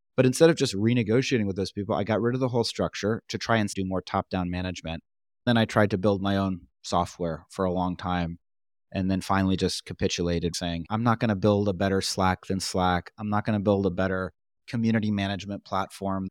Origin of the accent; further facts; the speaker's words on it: New York, United States; I'm from New York